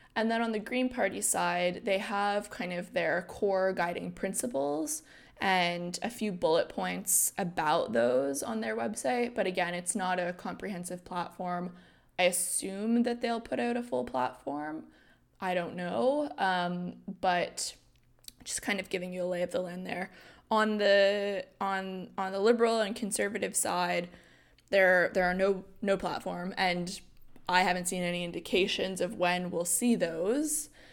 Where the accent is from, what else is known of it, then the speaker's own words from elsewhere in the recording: New Brunswick, Canada; I'm from New Brunswick